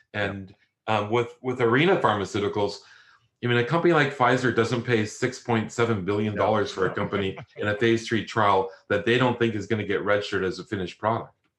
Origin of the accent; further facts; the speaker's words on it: Canada; moved away as an adult; now in Australia; I'm Canadian